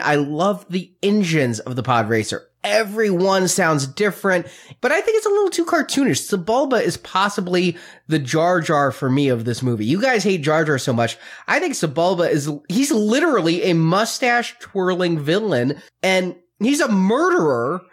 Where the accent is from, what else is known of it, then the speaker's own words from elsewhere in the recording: United States; being raised American and around Christians